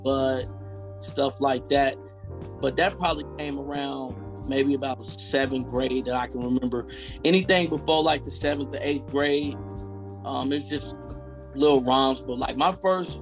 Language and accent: English; Spencer, Oklahoma, United States; I'm from Oklahoma, a small town named Spencer